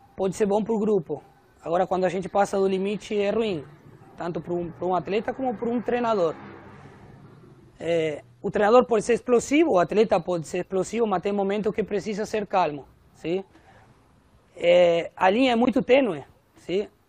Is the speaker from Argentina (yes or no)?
yes; Argentina; Portuguese is a second language; moved away as an adult; now in Brazil; o argentino, obviamente, por ter nascido na minha terra